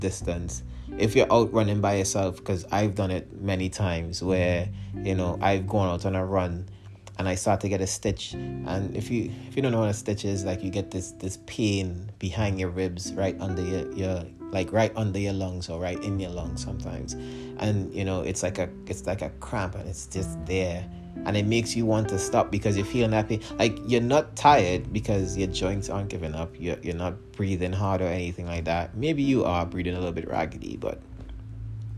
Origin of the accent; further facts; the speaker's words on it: Trinidad & Tobago; moved away; my home country of Trinidad and Tobago